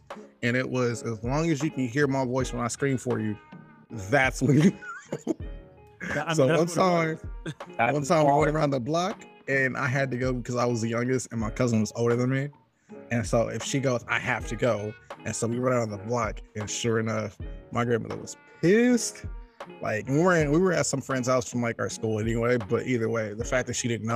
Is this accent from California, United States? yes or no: yes; Inglewood, California, United States; the area I grew up in Inglewood